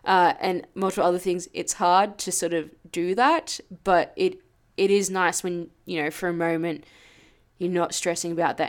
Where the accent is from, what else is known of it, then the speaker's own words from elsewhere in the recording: Jamaica; So we are from Jamaica.